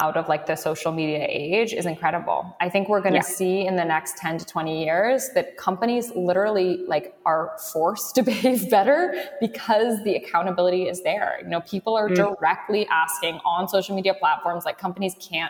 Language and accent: English; London, United Kingdom; now in New York, United States; I grew up in London